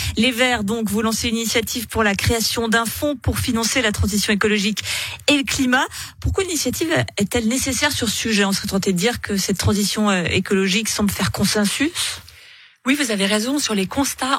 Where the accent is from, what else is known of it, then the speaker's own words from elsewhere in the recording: Switzerland; en tant que Suisse